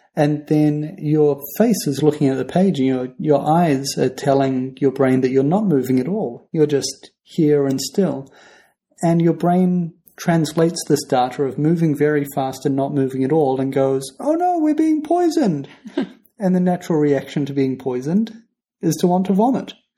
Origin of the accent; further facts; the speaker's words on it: New Zealand; we're from New Zealand.